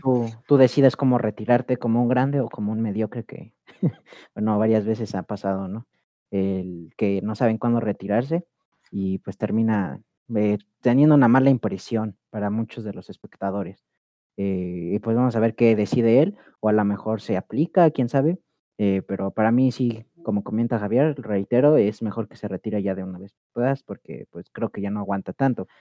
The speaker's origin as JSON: {"language": "Spanish", "country": "Mexico", "said": "acá en México"}